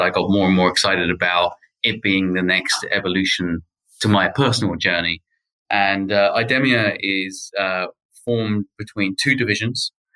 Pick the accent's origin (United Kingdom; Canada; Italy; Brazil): United Kingdom; moved away as an adult; also born or lived in United States; now in Paris, France; If my accent's not a giveaway already, then I grew up in the UK and I moved to the US about 10 years ago